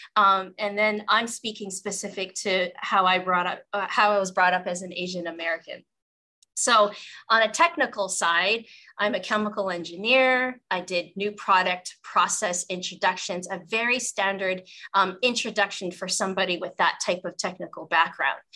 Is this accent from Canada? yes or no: yes; Western Canada, Canada; I grew up in the 80s in Western Canada